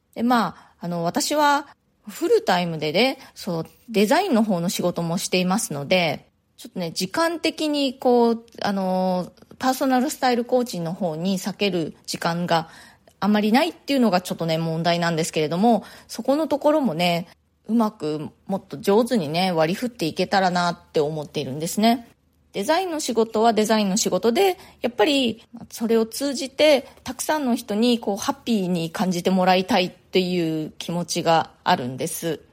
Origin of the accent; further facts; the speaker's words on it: Japan; moved away as an adult; now in New York, United States; 日本で生まれ育った私